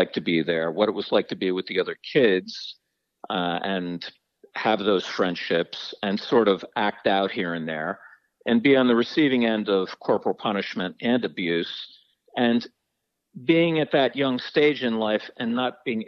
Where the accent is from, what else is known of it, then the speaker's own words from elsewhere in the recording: New Jersey, United States; I grew up in New Jersey, and the boarding school itself was in New Jersey, too